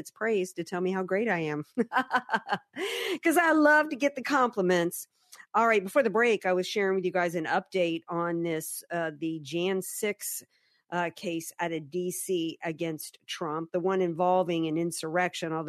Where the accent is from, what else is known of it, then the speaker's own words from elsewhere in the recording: Louisiana, United States; moved away; my home state of Louisiana